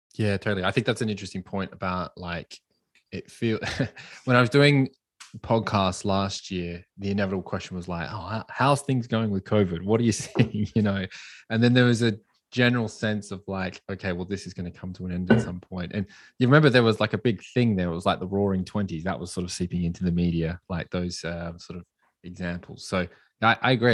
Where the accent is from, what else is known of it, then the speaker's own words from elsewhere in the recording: Australia; I'm from Australia